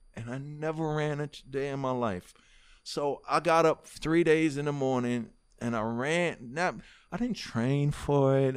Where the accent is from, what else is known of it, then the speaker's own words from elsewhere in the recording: New York City, New York, United States; moved away as an adult; also born or lived in Harlem / New Jersey; I was born in Harlem, but raised in Hollis